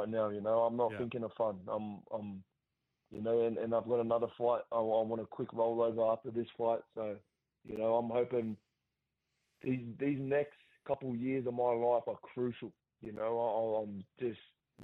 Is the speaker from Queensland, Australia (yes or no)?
no; Central Coast, New South Wales, Australia; my hometown